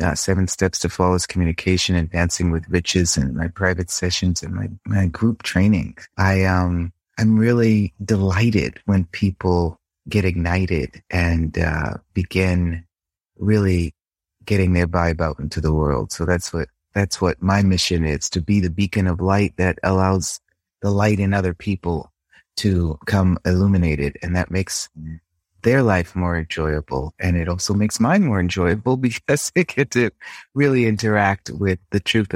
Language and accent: English; Boston, Massachusetts, United States; now in Rome, Italy; I was born and raised in Boston.